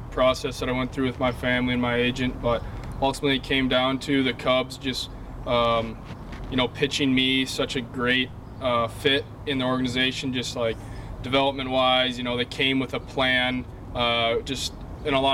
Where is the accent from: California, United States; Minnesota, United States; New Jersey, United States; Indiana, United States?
Minnesota, United States; I come from Minnesota where you know they value relationships and players